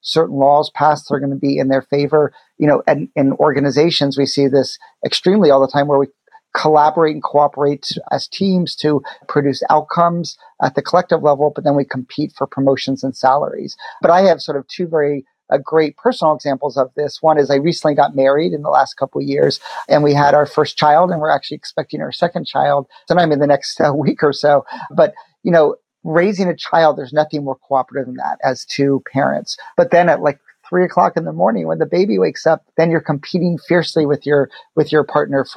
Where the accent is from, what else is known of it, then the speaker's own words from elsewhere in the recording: Chapel Hill, North Carolina, United States; I grew up in Chapel Hill, North Carolina